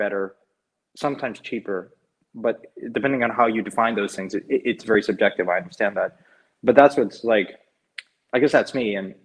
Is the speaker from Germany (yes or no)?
no; Mexico; moved away; I grew up in Mexico